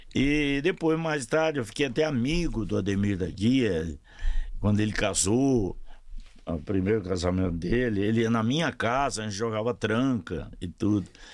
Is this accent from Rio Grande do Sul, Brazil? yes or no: no; Ituiutaba, Minas Gerais, Brazil; moved away; also born or lived in Uberlândia; eu sou de Tuiutaba, em Minas